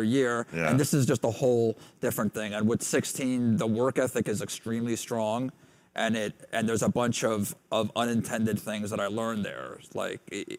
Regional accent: New York, United States; I grew up in New York

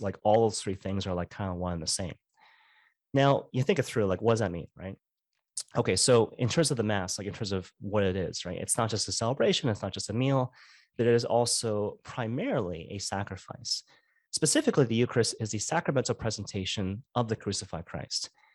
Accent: Vancouver, British Columbia, Canada; I'm from Vancouver, so I'm a Vancouver Canucks fan

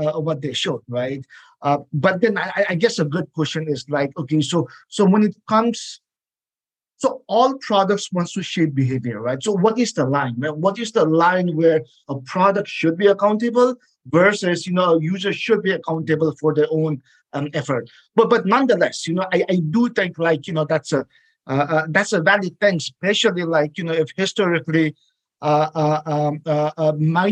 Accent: Nepal; now in United States; I come from Nepal

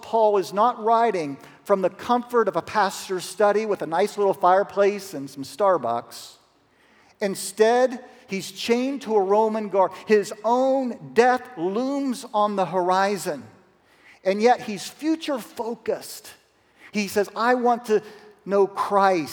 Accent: Zanesville, Ohio, United States; A little lady from Zanesville, Ohio. That's my hometown

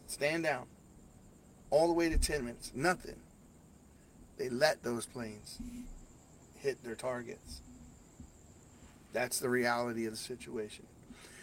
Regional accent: Baltimore, Maryland, United States; I'm from Baltimore, so this is an area that I know very well

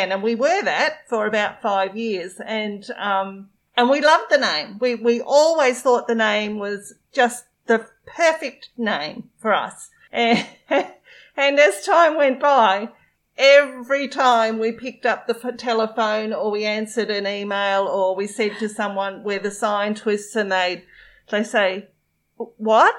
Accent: regional Victoria, Australia; a crazy lady from regional Victoria

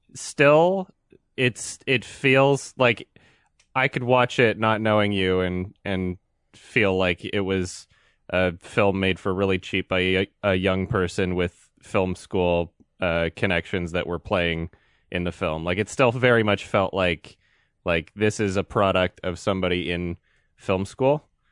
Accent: northern Alberta, Canada; I was born and raised in, in, like, northern Alberta

